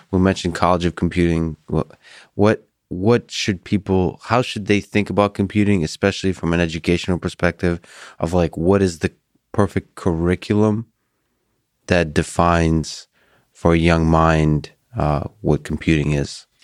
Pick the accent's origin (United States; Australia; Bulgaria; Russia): Russia; moved away; I grew up in the Soviet Union and Russia.